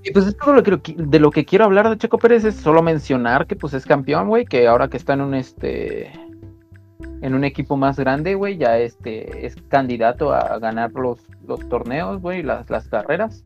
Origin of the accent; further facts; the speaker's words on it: Mexico; uno como mexicano